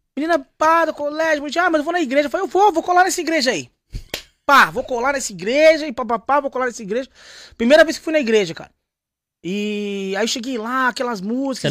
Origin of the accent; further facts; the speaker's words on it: São Paulo, Brazil; now in Londrina, Brazil; vim da Zona Leste de São Paulo